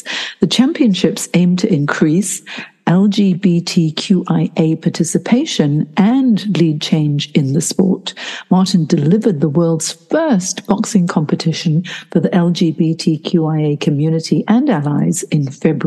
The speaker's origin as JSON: {"language": "English", "country": "Hong Kong", "tie": "born or raised there", "said": "I grew up in Hong Kong, which was, you know, like bright lights, big city as well"}